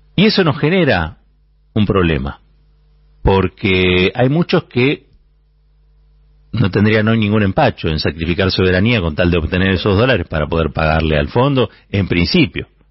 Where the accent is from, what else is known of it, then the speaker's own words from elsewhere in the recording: Argentina; Como argentinos y como argentinas